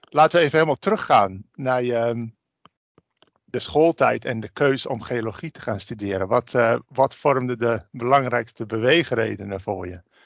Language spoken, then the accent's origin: Dutch; Drenthe, Netherlands; Ik kom zelf uit Drenthe